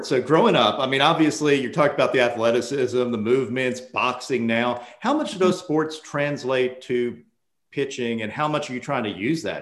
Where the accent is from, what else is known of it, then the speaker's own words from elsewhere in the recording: Holbrook, New York, United States; I grew up on Long Island.